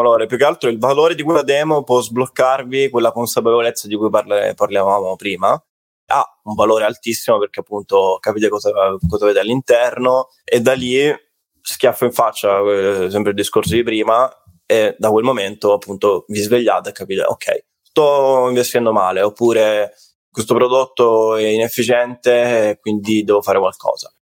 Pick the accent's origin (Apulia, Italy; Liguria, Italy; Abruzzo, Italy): Apulia, Italy; Salento; sono salentino, quindi salentino, pizzica, pizzica, notte da Taranta, tamburello